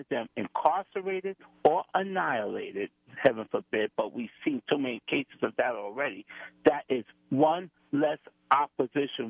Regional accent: United States; I was born and raised here in America.

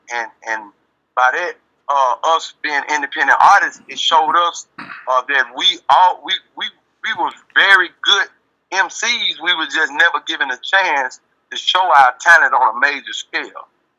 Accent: Memphis, Tennessee, United States; now in Los Angeles, United States; Straight born and raised in North Memphis, Hollywood. Now I live in Los Angeles, California.

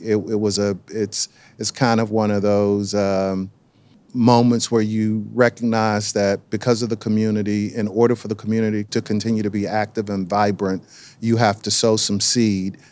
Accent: Durham, North Carolina, United States; being born and raised in Durham

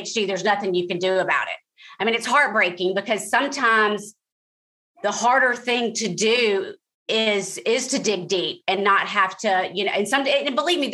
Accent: Jackson, Mississippi, United States; moved away as an adult; also born or lived in Washington, D.C. / New York / Los Angeles / Atlanta; now in Wilmington, United States; I went to Mississippi, my hometown of Jackson

